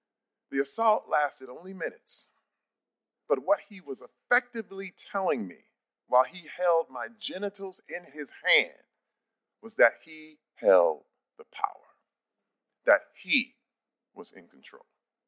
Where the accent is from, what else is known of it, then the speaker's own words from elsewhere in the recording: Flint, Michigan, United States; I'm from Flint, Michigan.